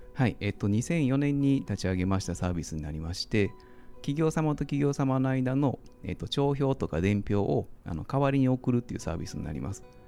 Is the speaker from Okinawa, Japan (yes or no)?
no; Osaka, Japan; moved away as an adult; now in Tokyo, Japan; あの大阪出身でして